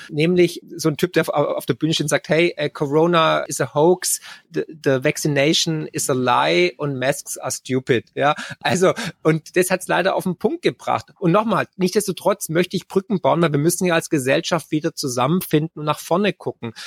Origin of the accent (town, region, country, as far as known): Germany